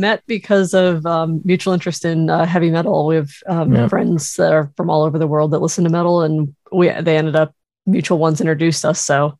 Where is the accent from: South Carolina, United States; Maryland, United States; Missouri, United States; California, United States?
Maryland, United States; near Burkittsville; now in Florida, United States; I'm from Maryland originally, but we both live in Florida now. And I kind of really got into horror as a kid. I actually grew up just like within about a 5-minute walk of Burkittsville, Maryland, where the Blair Witch Project was filmed.